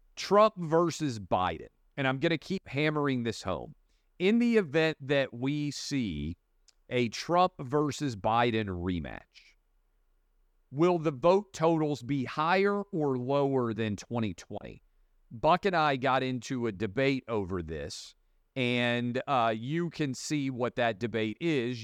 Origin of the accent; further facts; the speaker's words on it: Nashville, Tennessee, United States; in Nashville, my hometown